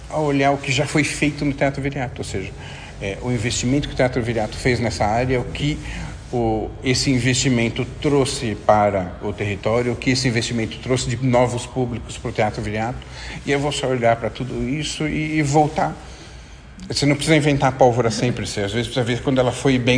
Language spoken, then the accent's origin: Portuguese; Portugal; quando chega e fala, ah, eu sou de Portugal e, e ouvi, ah, conheço o viriato